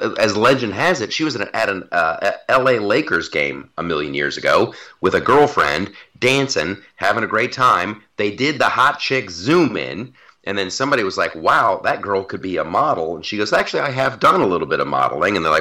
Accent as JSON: {"language": "English", "town": "Columbus", "region": "Ohio", "country": "United States", "tie": "born or raised there", "moved": "yes", "said": "Before I left Columbus, Ohio, I was spending some time at my mom's place"}